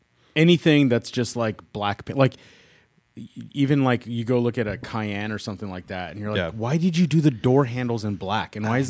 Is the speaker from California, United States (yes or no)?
yes; Sacramento, California, United States; We grew up in Sacramento.